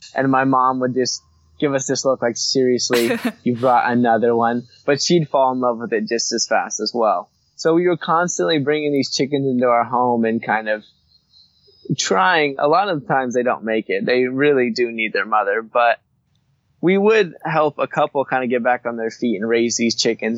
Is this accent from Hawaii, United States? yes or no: yes; Hawaii, United States; growing up in Hawaii, you're just surrounded by beauty